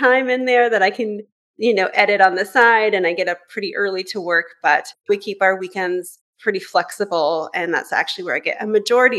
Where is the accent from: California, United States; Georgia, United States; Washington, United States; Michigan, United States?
California, United States; Northern; moved away as an adult; now in Vancouver, Canada; I'm actually originally from California, where I grew up in Northern California